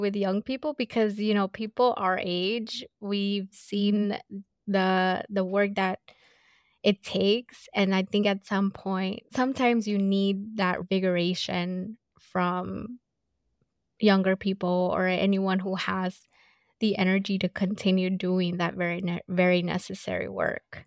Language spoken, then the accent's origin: English; Los Angeles, California, United States; I grew up in South Central